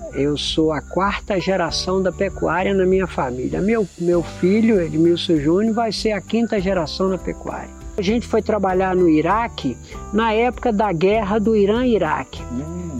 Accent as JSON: {"language": "Portuguese", "town": "Governador Valadares", "region": "Minas Gerais", "country": "Brazil", "moved": "yes", "lives_now": "Pará, Brazil", "said": "eu sou mineiro de Valadares"}